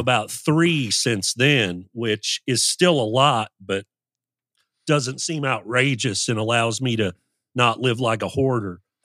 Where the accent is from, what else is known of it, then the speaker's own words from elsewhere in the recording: Louisville, Kentucky, United States; also born or lived in Moline, Illinois; we moved to Louisville when I was seven. I was born in Moline, Illinois